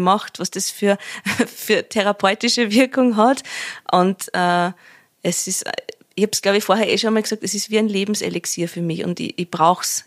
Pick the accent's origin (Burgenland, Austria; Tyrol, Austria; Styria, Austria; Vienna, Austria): Vienna, Austria; accent: Viennese dialect (Wienerlied); da in meiner Sprache, in meinem Dialekt singen kann